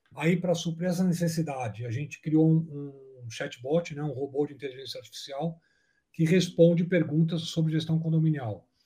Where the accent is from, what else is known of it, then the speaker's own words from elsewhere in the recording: São Paulo, Brazil; nós somos de São Paulo